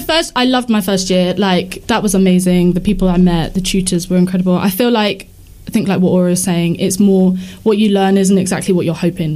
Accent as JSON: {"language": "English", "town": "Chichester", "region": "South East England", "country": "United Kingdom", "tie": "born or raised there", "also_born_or_lived": "Wood Green, London", "moved": "yes", "lives_now": "London, United Kingdom", "said": "So I'm currently based in Wood Green. But yeah, grew up in Chichester, which is like between Portsmouth and Brighton."}